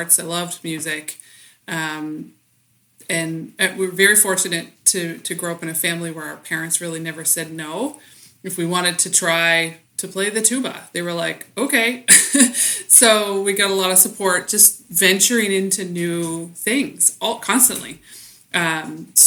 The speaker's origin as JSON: {"language": "English", "town": "Bath", "region": "New Brunswick", "country": "Canada", "tie": "born or raised there", "also_born_or_lived": "Saskatchewan", "moved": "as an adult", "said": "I grew up in a little village called Bath, where potato picking was sort of the main industry"}